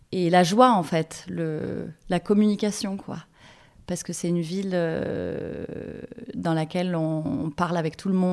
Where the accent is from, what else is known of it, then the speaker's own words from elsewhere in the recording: Marseille, Provence-Alpes-Côte d'Azur, France; c'était d'être actrice de ma ville parce que je suis amoureuse de Marseille.